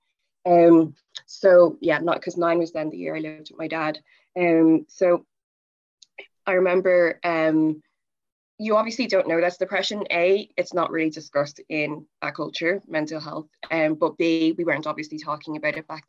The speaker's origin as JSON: {"language": "English", "region": "England", "country": "United Kingdom", "tie": "born or raised there", "said": "I was born in England"}